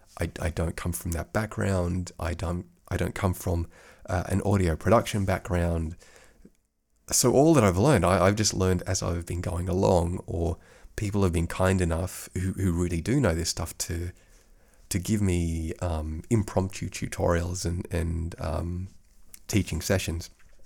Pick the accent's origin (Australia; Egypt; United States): Australia; accent: Australian; now in Europe; kind of had to affect that accent because I don't speak to other Aussies all that much. And I think my Australian accent has faded somewhat over the last 13 odd years here in Europe.